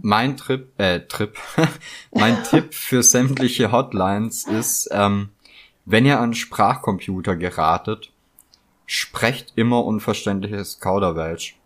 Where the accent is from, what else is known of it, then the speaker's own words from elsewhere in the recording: near Gaildorf / Poppenweiler, Baden-Württemberg, Germany; das ist ja so bei mir in der Nähe, wo ich aufgewachsen bin, und da gibt's halt so Orte wie Geildorf oder Poppenweiler